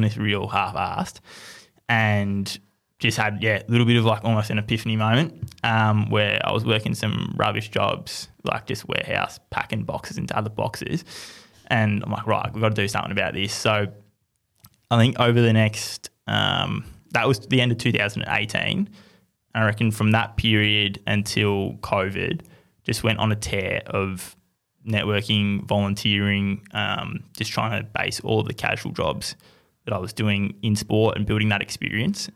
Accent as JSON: {"language": "English", "town": "Melbourne", "region": "Victoria", "country": "Australia", "tie": "born or raised there", "said": "growing up in Melbourne"}